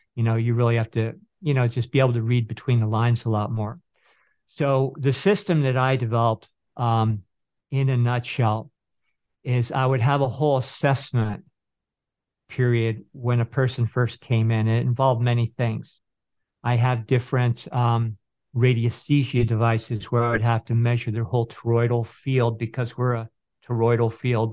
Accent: Northern California, United States; where I grew up in Northern California

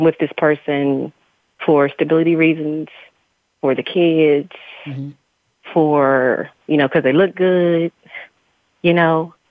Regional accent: a small country town in Virginia, United States; also born or lived in Baltimore, Maryland; I was born in Baltimore, Maryland, and I grew up in a small country town in Virginia.

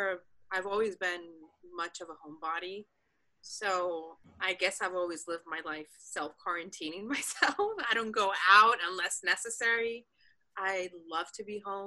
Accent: Dominican Republic; first language Spanish; English is a second language; moved away as an adult; also born or lived in Alexandria, Virginia, United States / Paris, France; now in West Hollywood, United States; Spanish is my first language. We speak Spanish in the DR.

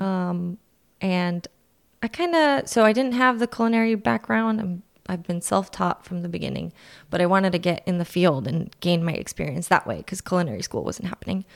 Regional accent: Fremont, California, United States; moved away as an adult; also born or lived in Orange County / San Diego; now in Santa Ynez, United States; I grew up in Fremont. It's in the Bay Area, NorCal

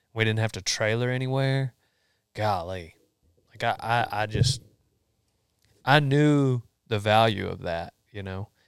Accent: Memphis, Texas, United States; also born or lived in College Station, Texas / Huntsville, Texas; I grew up in Memphis and, uh, Memphis, Texas

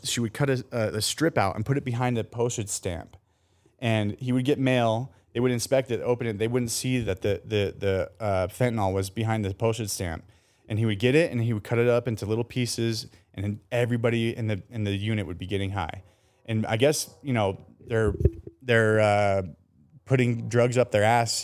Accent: Colorado, United States; now in San Diego, United States; i was raised in Colorado

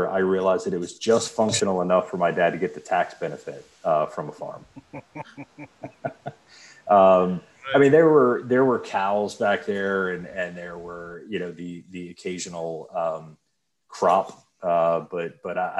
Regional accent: Mechanicsville, Virginia, United States; I grew up in Mechanicsville on a giant farm that my family still lives on to this day.

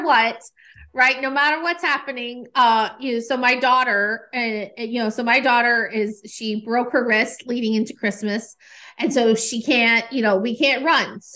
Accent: Nashville, Tennessee, United States; I'm here in Nashville. This is my hometown

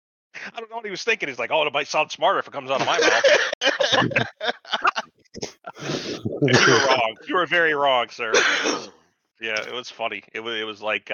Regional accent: Snowbelt, United States; I grew up in the Snowbelt region

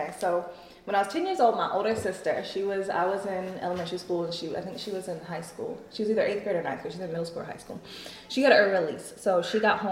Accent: United States; I grew up in Oconee County in the 90s, where there weren't a lot of black people in general

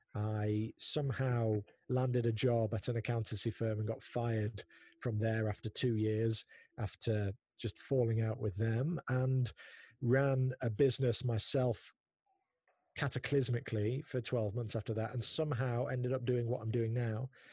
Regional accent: Prestwich, North West England, United Kingdom; also born or lived in South Manchester; I grew up in North Manchester, in a place called Prestwich that is maybe 15, 20 minutes north of the Manchester city centre.

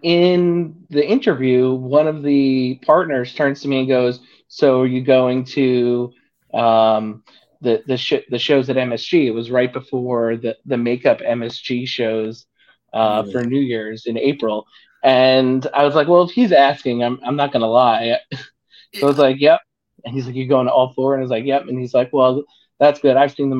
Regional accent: Northeast, United States; You know, I'm from the Northeast.

